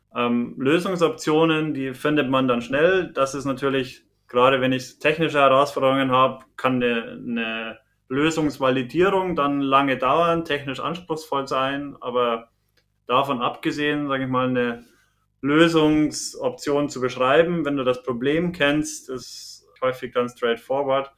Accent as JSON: {"language": "German", "region": "Bavaria", "country": "Germany", "accent": "Bavarian", "said": "Bin Bayer, kann man auch von dem Akzent her nicht, nicht ganz leugnen"}